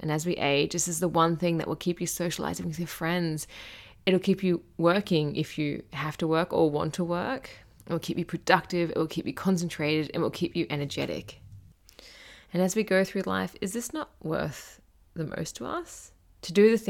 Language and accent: English; Gold Coast, Queensland, Australia; growing up on the Gold Coast in Australia